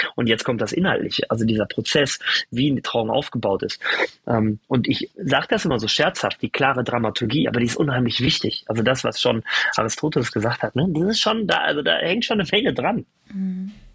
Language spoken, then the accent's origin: German; Germany; Wir sind in Deutschland geboren, in Europa